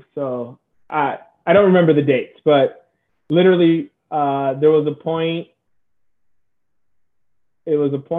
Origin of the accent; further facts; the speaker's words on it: San Diego, California, United States; I'm from San Diego, so SoCal.